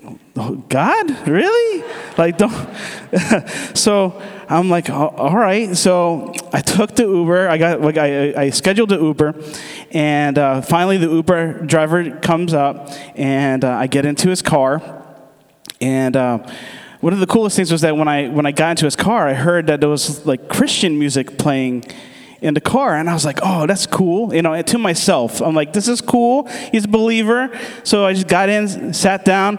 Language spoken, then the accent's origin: English; United States; I'm from the States, but my dad is from Aruba, and my mom is from Curacao